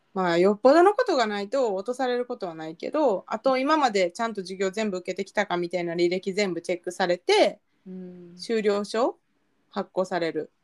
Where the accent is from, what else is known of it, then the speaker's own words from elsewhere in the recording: Kansai, Japan; accent: Kansai-ben; ボロクソ関西弁のままやった